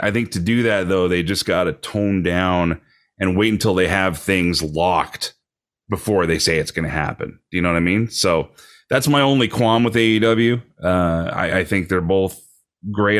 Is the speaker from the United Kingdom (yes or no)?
no; Canada; as a Canadian